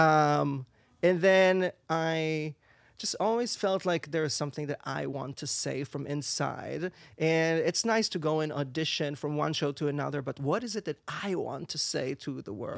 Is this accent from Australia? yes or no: no; Israel; English is a second language; moved away as an adult; now in New York, United States; I'm originally from Israel.